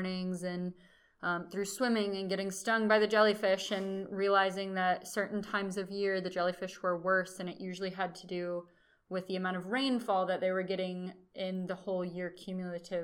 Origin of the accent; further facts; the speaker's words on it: Austin, Texas, United States; moved away as an adult; now in Florida, United States; I'm from Austin, Texas